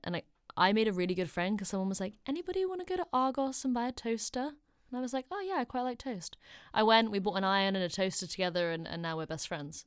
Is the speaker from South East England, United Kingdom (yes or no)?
yes; Oxford, South East England, United Kingdom; moved away as an adult; now in London, United Kingdom; I'm only from Oxford, so London's down the road